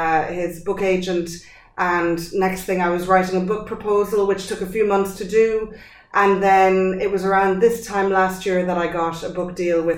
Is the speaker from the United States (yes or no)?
no; France; born there; so I was born in France.